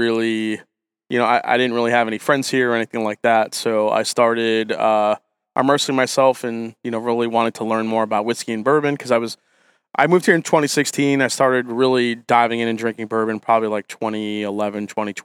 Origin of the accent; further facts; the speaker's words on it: New York, United States; now in Ohio, United States; I grew up in New York, moved to Ohio